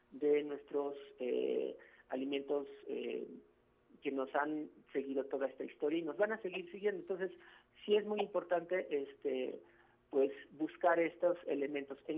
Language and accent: Spanish; Mexico; como mesoamericanos, como mexicanos y mexicanas que hemos heredado precisamente, somos pueblo de maíz.